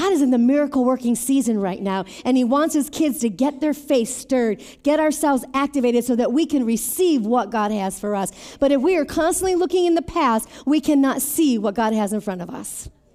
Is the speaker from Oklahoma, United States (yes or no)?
no; Beloit, Wisconsin, United States; moved away as an adult; also born or lived in Mesa, Arizona; from Beloit, Wisconsin